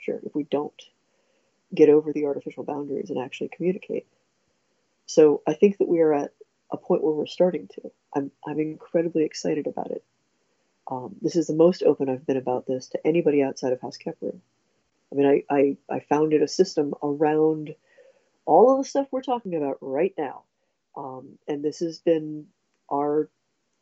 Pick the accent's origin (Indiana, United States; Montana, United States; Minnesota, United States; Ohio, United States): Ohio, United States; we're both from Ohio, so Midwest.